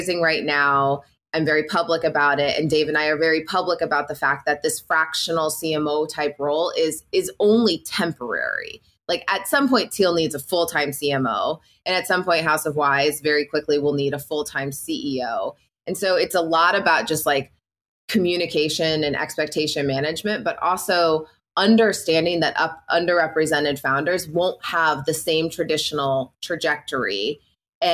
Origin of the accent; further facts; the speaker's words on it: Illinois, United States; I'm born and raised in the Midwest. I'm from Illinois. I grew up on a very small town, it's like 800 people